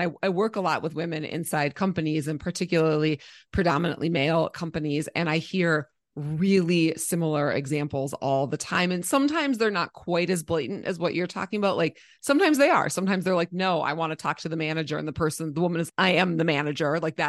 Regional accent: Minnesota, United States; I grew up in Minnesota, and we listened to primarily like oldies, so old folk music, and musicals.

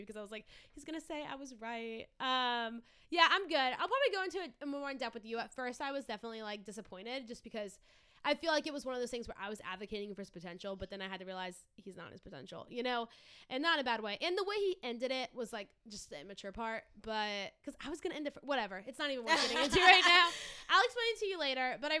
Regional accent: Louisiana, United States; I grew up in Louisiana.

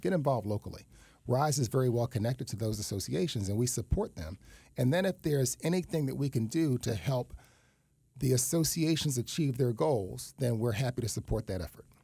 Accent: New York City, New York, United States; moved away as an adult; also born or lived in Tallahassee, Florida / Florida; now in West Palm Beach, United States; I was raised in East Harlem.

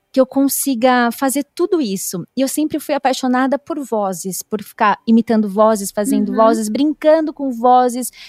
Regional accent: São Paulo, Brazil; Eu me mudei, porque eu sou do interior de São Paulo, então eu tive que ir para São Paulo para começar.

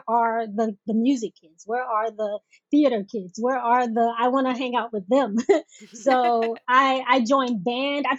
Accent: Oakland, Florida, United States; also born or lived in Boca Raton, Florida; I'm originally from Florida. A very small town in Florida called Oakland

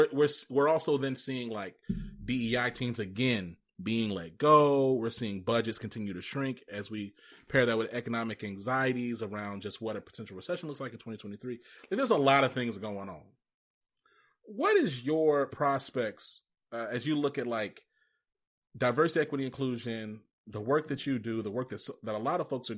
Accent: Rome, Georgia, United States; I'm actually from Rome, Georgia

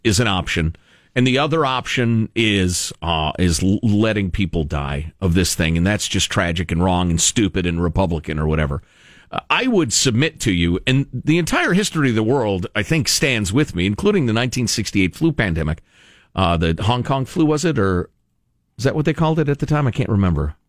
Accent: United States; with my assumptions as an American

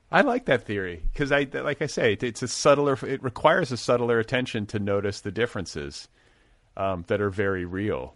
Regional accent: Midwest, United States; now in Los Angeles, United States; I grew up in the Midwest, too

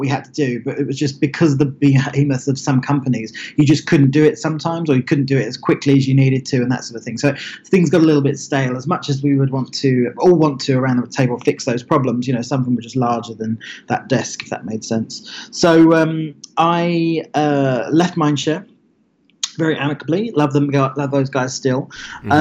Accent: Billericay, East of England, United Kingdom; moved away as an adult; also born or lived in Lincoln, England / Los Angeles, United States; I grew up in a very sleepy town in Essex, which is in southeast England, called Billericay

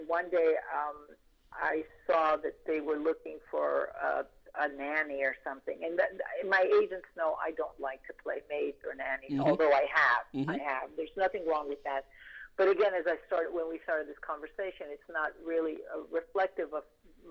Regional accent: Puerto Rico; moved away; growing up in Puerto Rico, we do celebrate January 6th

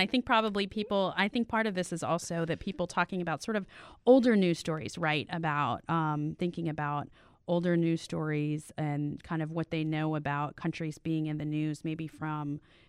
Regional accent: Miami, Florida, United States; now in Chicago, United States; my family is from Trinidad. I grew up in Miami

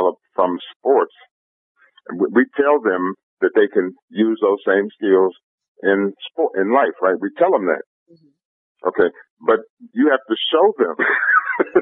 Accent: Cleveland, Ohio, United States; now in Long Beach, United States; I'm from inner city Cleveland

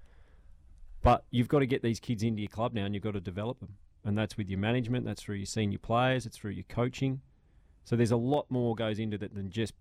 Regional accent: Tasmania, Australia; we're just from Tassie

